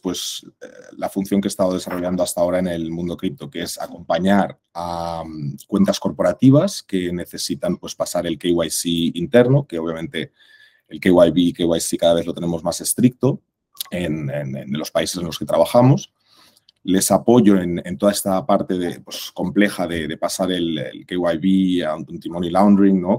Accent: Barcelona, Catalonia, Spain; moved away as an adult; also born or lived in Mexico; soy español, de aquí de Barcelona

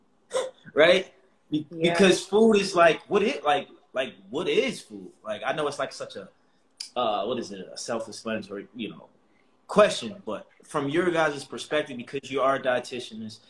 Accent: Baltimore, Maryland, United States; I'm from Baltimore, Maryland, grew up in the inner city.

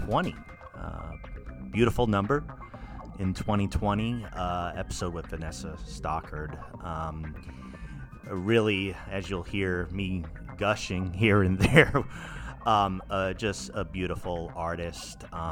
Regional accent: East Coast of the U.S., United States; moved away as an adult; now in Oregon, United States; I'm from the East Coast of the U.S. originally and made my way out here. I've been in the area for about 9 years

